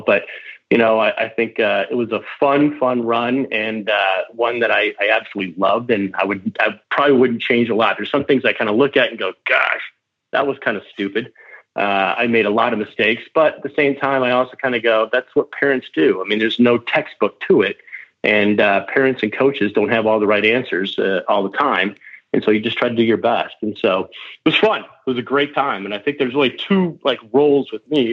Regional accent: Michigan, United States; I grew up in Michigan

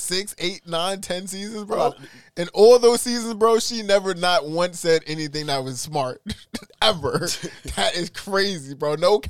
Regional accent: New York City, New York, United States; I'm from East New York for real.

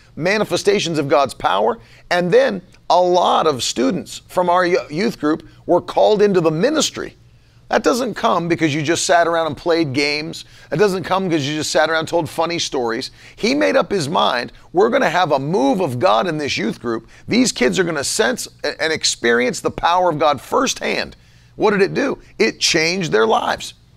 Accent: West Virginia, United States; I grew up in West Virginia

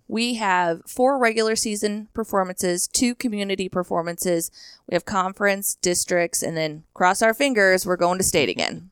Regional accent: Hershey, Nebraska, United States; originally from Hershey High School, Hershey, Nebraska, a little town right outside of North Platte. I attended a country school, K through eight, at a one-room schoolhouse

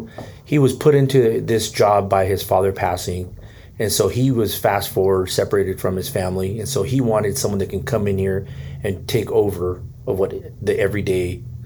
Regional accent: Bay Area, California, United States; moved away as an adult; now in Vancouver, Washington, United States; I was from the Bay Area and I came here 17 years ago.

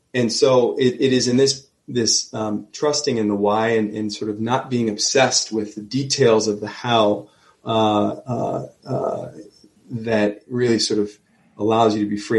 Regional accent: Neptune, New Jersey, United States; I'm from Neptune.

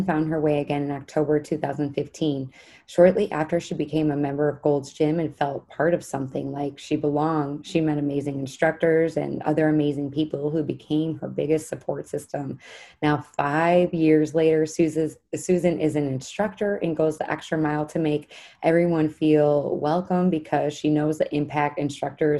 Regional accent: Chicago, Illinois, United States; also born or lived in Indiana; we're from Chicago

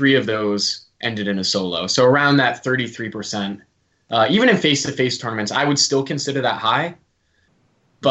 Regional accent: United States; accent: American; I've got the American accent

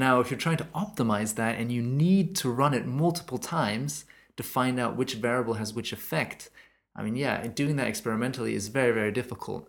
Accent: Germany; moved away; my home country in germany

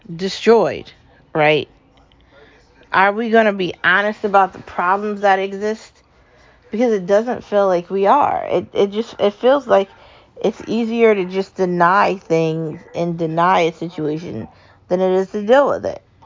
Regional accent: United States; I'm an American

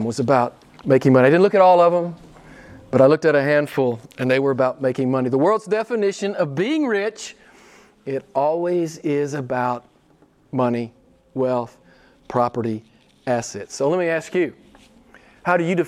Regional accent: Arkansas, United States; born or raised there

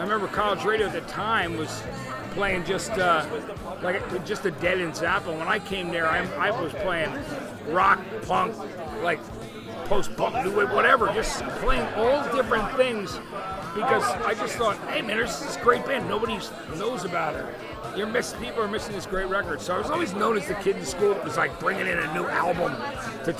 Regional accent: East Brunswick, New Jersey, United States; also born or lived in Athens, Georgia; I grew up in New Jersey. So where I was in central New Jersey was kind of a cool place to be. It was closer to New York City, where I was, in a town called East Brunswick

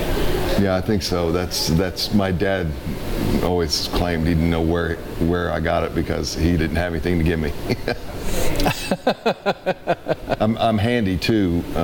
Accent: Indianapolis, Indiana, United States; I'm right here in Indy. Grew up on the west side.

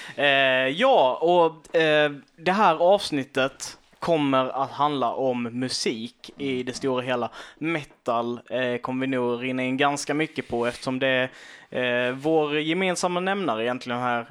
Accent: Karlshamn, Blekinge, Sweden; vi kommer från Karlshamn, de flesta av oss

